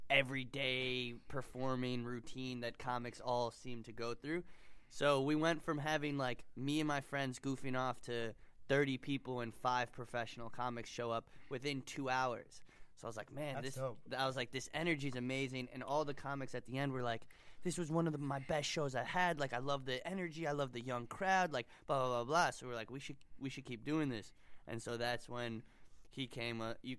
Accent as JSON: {"language": "English", "town": "New York City", "region": "New York", "country": "United States", "said": "I'm from New York City."}